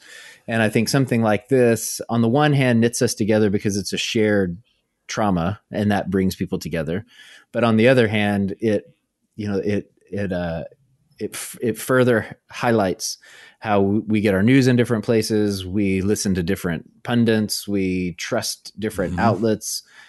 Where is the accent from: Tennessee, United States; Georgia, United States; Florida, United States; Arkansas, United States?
Arkansas, United States; So I grew up in Arkansas in a small town, and you know, the distinction between rural and small town is sometimes a matter of degrees, right?